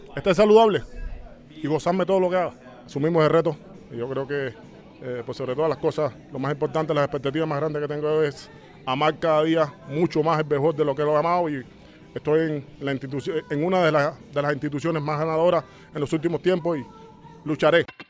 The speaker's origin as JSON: {"language": "Spanish", "country": "Cuba", "moved": "yes", "said": "en el lugar donde estoy soy cubano por encima de todo"}